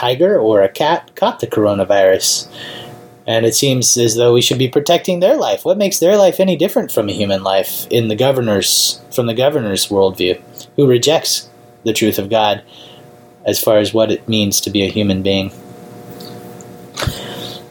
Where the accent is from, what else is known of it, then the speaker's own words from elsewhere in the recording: United States; as an American citizen